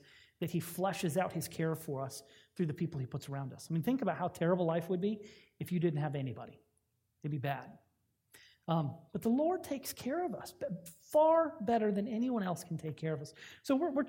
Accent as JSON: {"language": "English", "town": "Fort Lauderdale", "region": "Florida", "country": "United States", "tie": "born or raised there", "said": "growing up in Fort Lauderdale"}